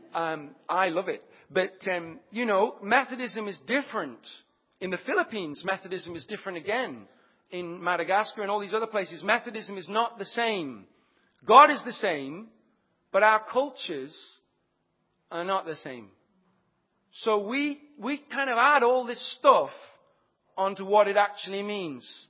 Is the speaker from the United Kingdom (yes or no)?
yes; Leicestershire, East Midlands, United Kingdom; moved away; I'm from Leicestershire